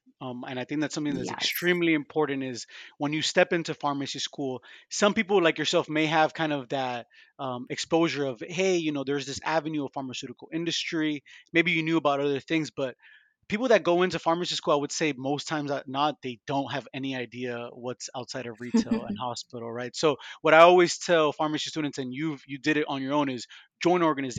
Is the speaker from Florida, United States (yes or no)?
yes; Miami, Florida, United States; also born or lived in Vancouver / Atlanta / Boston; I grew up in Miami, very culturally diverse place, but I've been moved around like yourself, Vancouver, Miami, Atlanta, Boston